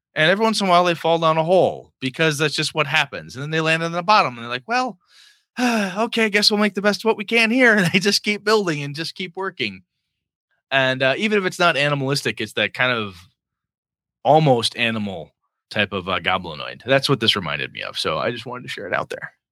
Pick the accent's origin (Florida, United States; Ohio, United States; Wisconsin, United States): Wisconsin, United States; Wausau; born or raised there; moved away